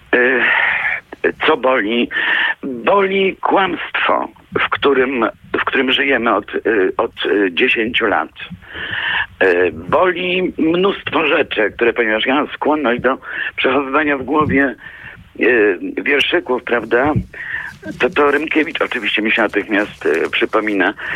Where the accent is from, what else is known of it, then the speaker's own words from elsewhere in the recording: Kielce, Świętokrzyskie Voivodeship, Poland; Wspominam Kielce, gdzie się urodziłam i na mojej ulicy mieszkała wdowa po oficerze zamordowanym w Katyniu